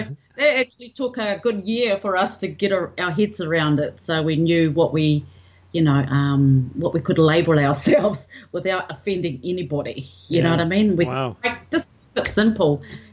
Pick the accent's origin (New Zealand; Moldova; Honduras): New Zealand; Levin, Manawatū-Whanganui; Well, I'm from New Zealand.